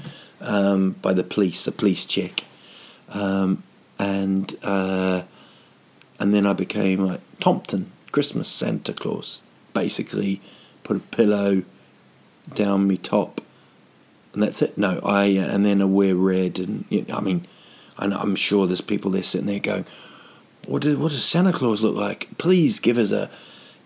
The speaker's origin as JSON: {"language": "English", "country": "New Zealand", "moved": "yes", "lives_now": "Sweden", "said": "I'm from New Zealand"}